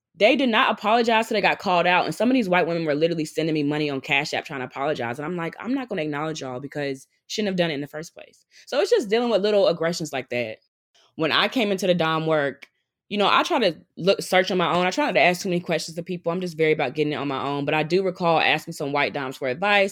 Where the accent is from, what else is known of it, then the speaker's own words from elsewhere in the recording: North Carolina, United States; moved away as an adult; now in New York, United States; I moved to New York by myself 'cause I'm originally from North Carolina